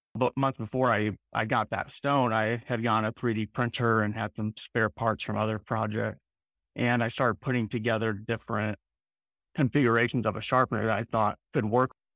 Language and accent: English; Illinois outside Chicago, United States; moved away; I grew up in, in Illinois outside Chicago in a small town